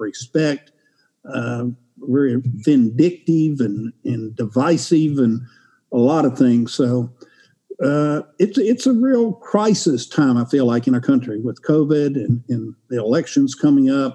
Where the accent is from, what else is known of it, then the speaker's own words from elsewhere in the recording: Shreveport, Louisiana, United States; I grew up in Shreveport, Louisiana